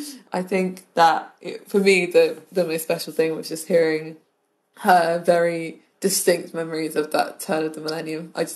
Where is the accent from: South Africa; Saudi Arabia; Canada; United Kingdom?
United Kingdom; Scotland; growing up in Scotland.